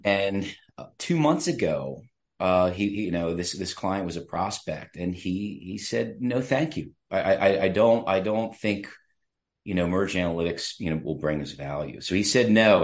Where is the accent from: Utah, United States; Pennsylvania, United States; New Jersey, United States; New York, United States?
Pennsylvania, United States; State College; I'm from State College